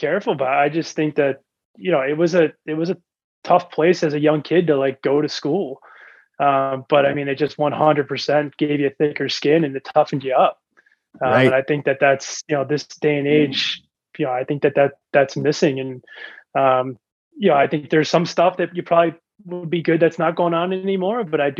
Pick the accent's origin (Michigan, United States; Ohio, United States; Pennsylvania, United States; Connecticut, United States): Connecticut, United States; Growing up in Connecticut, it's like all you know.